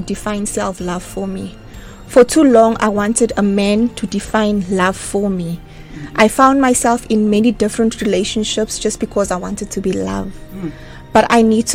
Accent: Middelburg, Mpumalanga, South Africa; from Middelburg

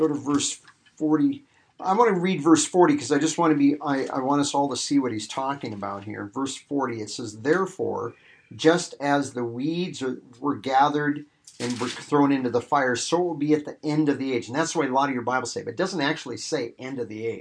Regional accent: Iowa, United States; growing up in Iowa and out here, you know, you have churches

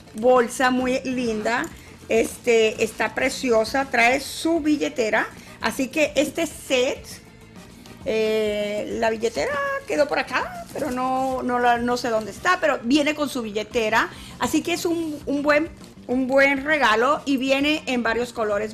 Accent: San Luis, Venezuela; now in Mexico; Yo soy de San Luis de, Venezuela, yo soy de un pueblo que se llama San Luis

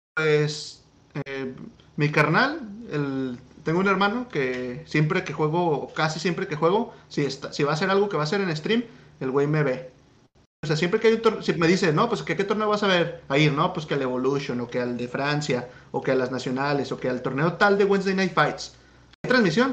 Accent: Guadalajara, Jalisco, Mexico; moved away as an adult; now in United States; soy de Guadalajara

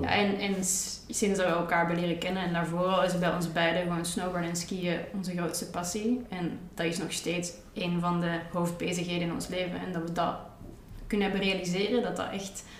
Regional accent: Antwerp, Flanders, Belgium; also born or lived in Rotterdam, Netherlands; op mijn zesde ben ik van Rotterdam naar Antwerpen verhuisd

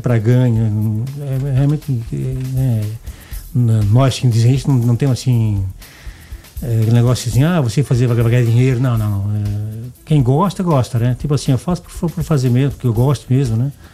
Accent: Blumenau, Santa Catarina, Brazil; accent: Santa Catarina; now in Goiás, Brazil; sou de Blumenau, né? Santa Catarina

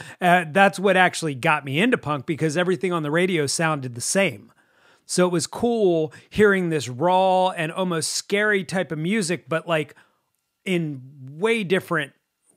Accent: Delaware, United States; born there; also born or lived in Florida / Maryland; I was born in Delaware. We did live in Florida for a little while, but then moved back to Maryland, and that's been pretty much it, either Maryland or Delaware

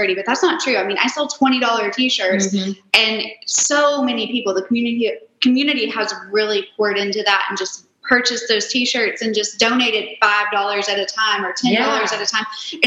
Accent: Nashville, Tennessee, United States; I am born and raised in Nashville

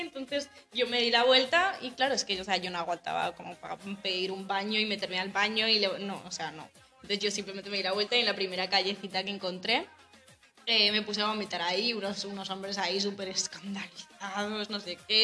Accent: Navarre, Spain; moved away as an adult; also born or lived in Colombia; now in Germany; nací en Colombia, tengo 22 años. Em, bueno, vivo en España desde que tenía, uf, como 8 o 9 meses. Y y eso, vivo en Navarra. Básicamente he vivido desde los 10 años en Navarra

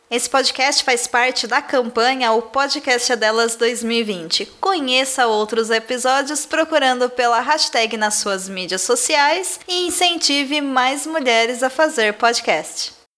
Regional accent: Rio Grande do Sul, Brazil; also born or lived in Rio de Janeiro; Meu pai era militar, gaúcho militar

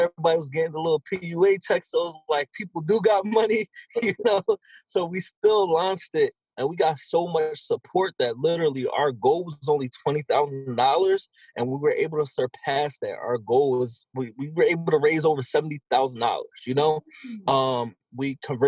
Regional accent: Philadelphia, Pennsylvania, United States; I'm from Philadelphia, still currently live in Philadelphia

